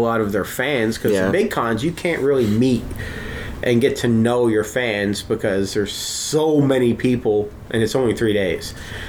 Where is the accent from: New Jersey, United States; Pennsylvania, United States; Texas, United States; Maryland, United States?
Texas, United States; Dallas-Fort Worth area; growing up, I'm from the Dallas-Fort Worth area in Texas